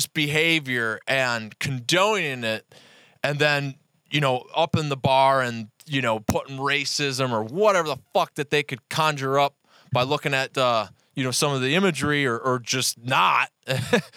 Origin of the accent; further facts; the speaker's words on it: Cleveland, Ohio, United States; I'm from Cleveland, Ohio